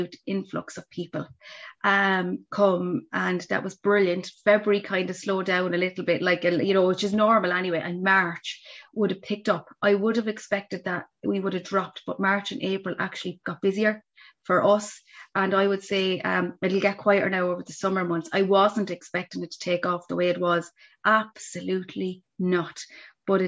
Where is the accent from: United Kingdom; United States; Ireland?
Ireland; Laois; moved away; I'm from Leash originally